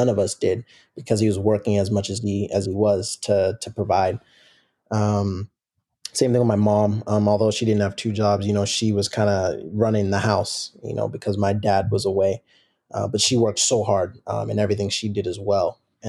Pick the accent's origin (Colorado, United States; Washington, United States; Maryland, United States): Washington, United States; Seattle; Mm-hmm. Born and raised in Seattle, Washington, and played youth soccer in the Seattle area